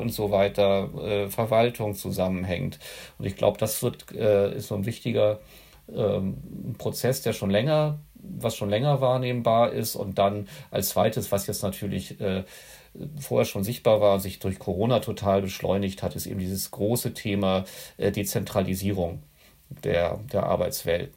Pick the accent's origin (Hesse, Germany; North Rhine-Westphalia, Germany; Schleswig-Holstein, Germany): Schleswig-Holstein, Germany; also born or lived in Hannover; danach bin ich äh, im Dorf äh, hier in Schleswig-Holstein dann weiter groß geworden